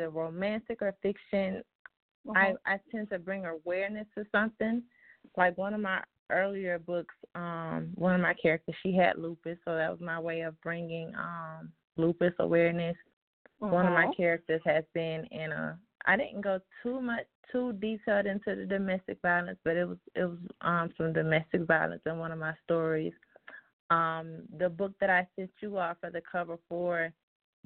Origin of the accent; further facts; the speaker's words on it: York, Alabama, United States; now in Tuscaloosa, United States; That's where I was born in Alabama, originally from York, Alabama, which is a small town